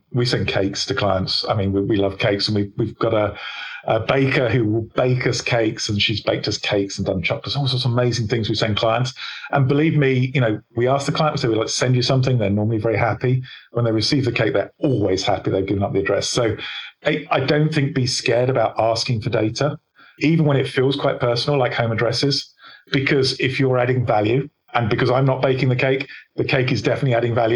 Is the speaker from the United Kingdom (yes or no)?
yes; England, United Kingdom; I'm English